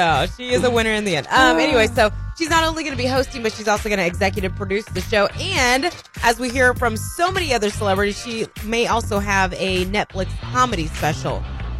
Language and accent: English; Chicago, Illinois, United States; I don't know if you know, but I came from Chicago, so that's a huge game.